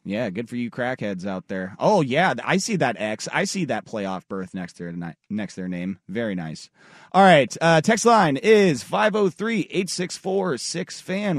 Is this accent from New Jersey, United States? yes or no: no; Tualatin, Oregon, United States; I lived on a pretty solid uh, little cul-de-sac growing up in Tualatin up until eighth grade.